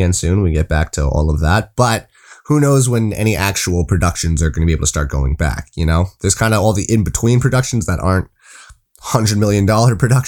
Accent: Toronto, Ontario, Canada; I was from Toronto

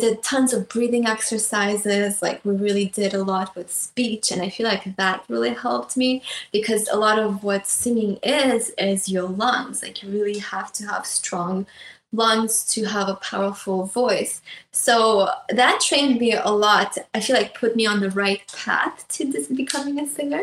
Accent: Russia; moved away; I grew up in Russia, so I went to a music school

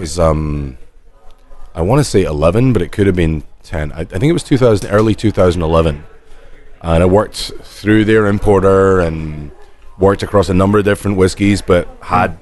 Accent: Scotland, United Kingdom; we're Scottish

